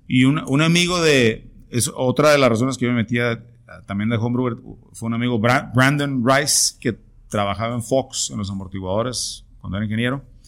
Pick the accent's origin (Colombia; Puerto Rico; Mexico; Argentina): Mexico; Tijuana, Baja California; todos los que somos de Tijuana